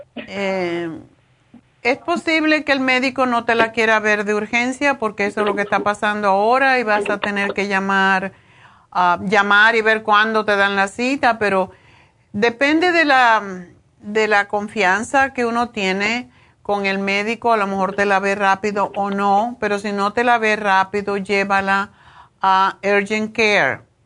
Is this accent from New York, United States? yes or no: yes; New York, United States; moved away; Nueva York, de mi tierra. Tengo ganas de volver